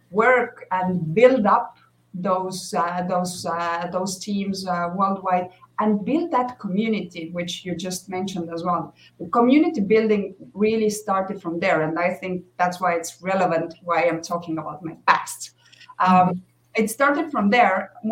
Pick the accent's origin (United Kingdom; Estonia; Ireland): Estonia; now in Mexico; I'm originally from Estonia, uh, now living in Mexico.